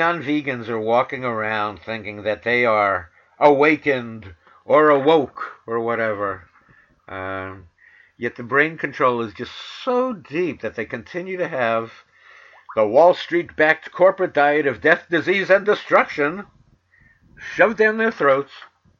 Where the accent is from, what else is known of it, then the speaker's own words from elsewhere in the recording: New York City, New York, United States; I'm from Manhattan, the Bronx, and Queens, but I learned that I could put R's where they belong and take R's away from where they don't belong.